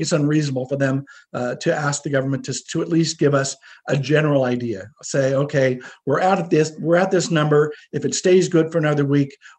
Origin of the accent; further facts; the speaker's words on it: United States; now in Canada; I grew up in the States